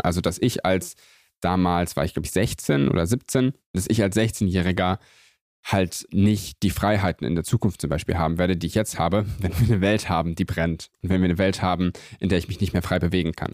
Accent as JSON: {"language": "German", "town": "Göttingen", "region": "Lower Saxony", "country": "Germany", "tie": "born or raised there", "said": "ich bin aufgewachsen in Göttingen, das ist so eine ganz klassische kleine Universitätsstadt"}